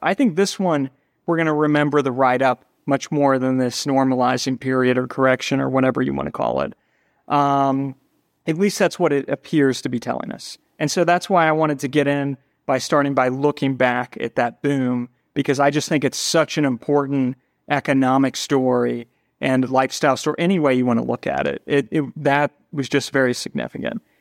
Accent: Cincinnati, Ohio, United States; moved away as an adult; also born or lived in New York City; now in Cincinnati, United States; We're both from Cincinnati

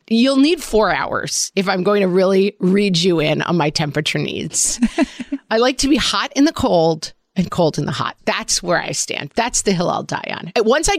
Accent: Ireland; I am an Irish bog person. I need to be cool and damp at all times.

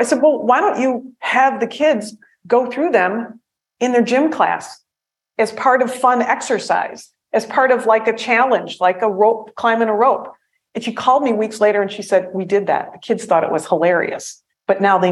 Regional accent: Detroit, Michigan, United States; I'm from Detroit.

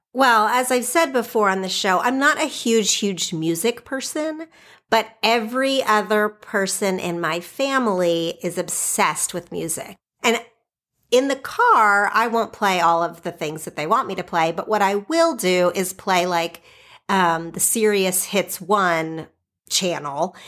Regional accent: Oklahoma, United States; moved away as an adult; now in California, United States; I grew up in Oklahoma.

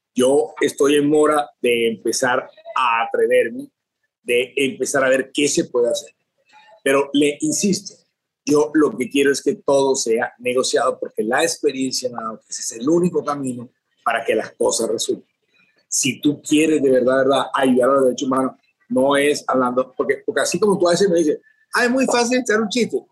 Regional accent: Colombia; moved away as an adult; now in Venezuela; mi país

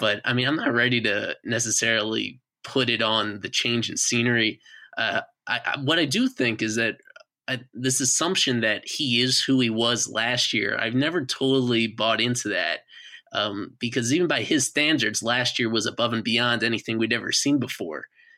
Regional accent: New York, United States; I grew up in New York.

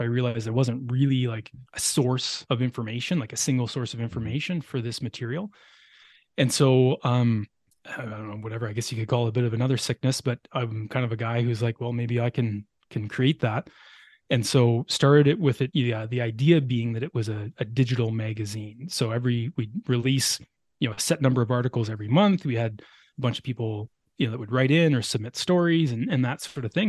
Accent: Ottawa Valley, eastern Ontario, Canada; moved away as an adult; also born or lived in Lower Mainland, British Columbia; now in British Columbia, Canada; I grew up in on a farm in eastern Ontario, about an hour west of Ottawa

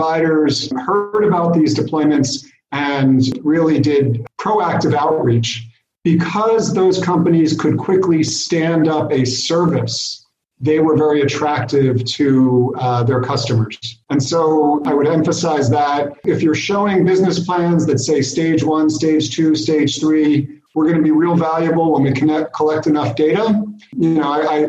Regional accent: United States; now in Israel; I'm an American

